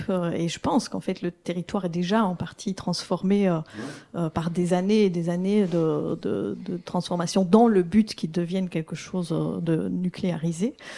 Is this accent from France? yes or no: no; Belgium; en tant que Belge